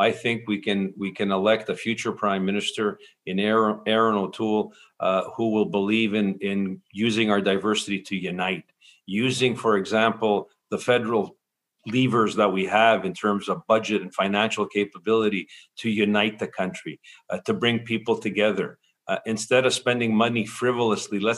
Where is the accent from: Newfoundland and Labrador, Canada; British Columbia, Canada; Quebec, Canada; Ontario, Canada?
Quebec, Canada; Montreal; I was born and raised in Montreal, in Quebec, from a particular cultural background with immigrant parents.